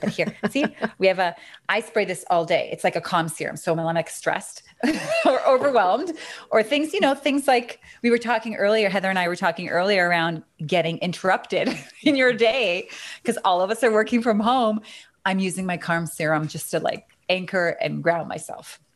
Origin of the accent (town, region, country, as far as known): Canada; accent: Canadian